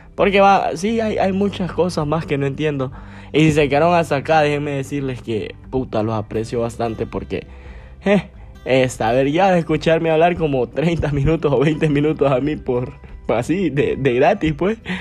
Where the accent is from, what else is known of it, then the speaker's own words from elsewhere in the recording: Gracias, Lempira, Honduras; yo soy de Gracias, Gracias Lempira, allá en Occidente, allá por donde murió Lempira, de allá soy. Entonces, yo me crié allá, crecí allá y todo